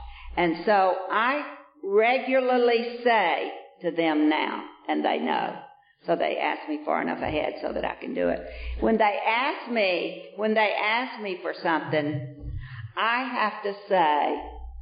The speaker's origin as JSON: {"language": "English", "town": "Vienna", "region": "Georgia", "country": "United States", "moved": "yes", "said": "when I came from Vienna, Georgia, that I was right up down the front row in that Methodist church every Sunday"}